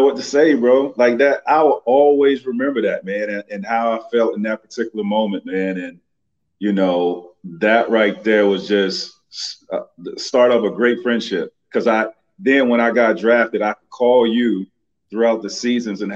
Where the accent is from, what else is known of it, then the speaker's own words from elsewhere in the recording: Central Florida, United States; growing up in Central Florida